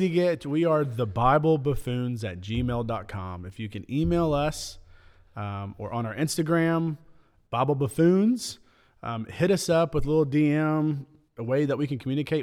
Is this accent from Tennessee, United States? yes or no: yes; Middle Tennessee, United States; I'm from Middle Tennessee, born and raised, grew up in Middle Tennessee, been here eight years.